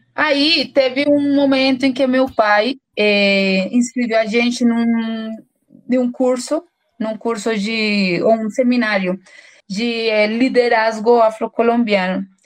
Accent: Bogotá, Colombia; Portuguese is a second language; eu sou colombiana, eu venho de uma cidade chamada Bogotá, que é a capital da, da Colômbia

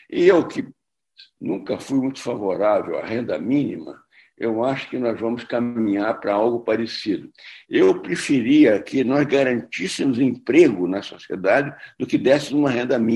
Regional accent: Rio de Janeiro, Brazil; como carioca, eu, eu gosto muito

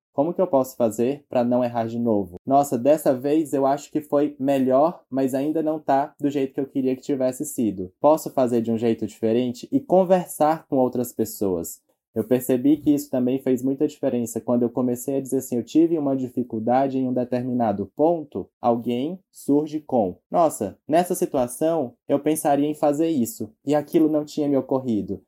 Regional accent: Teresina, Piauí, Brazil; moved away as an adult; now in São Paulo, Brazil; eu sou teresinense, eu nasci no Piauí

